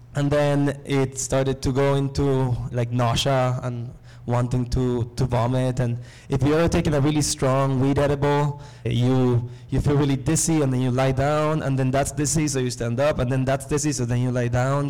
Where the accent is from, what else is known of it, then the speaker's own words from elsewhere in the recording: Nicaragua; moved away; I come from Nicaragua.